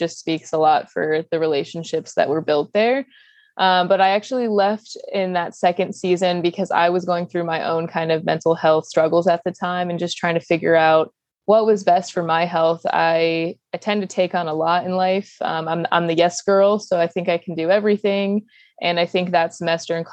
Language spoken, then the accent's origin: English; Northern Virginia, United States; growing up in Northern Virginia